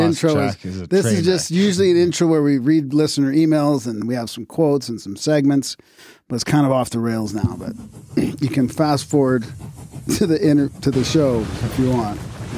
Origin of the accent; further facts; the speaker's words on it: Vancouver, British Columbia, Canada; I'm from Vancouver, you know.